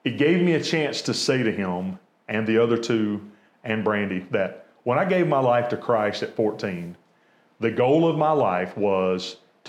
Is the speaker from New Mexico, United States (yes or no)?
no; Americus, Georgia, United States; born and raised in Americus, you know, I didn't attend the private school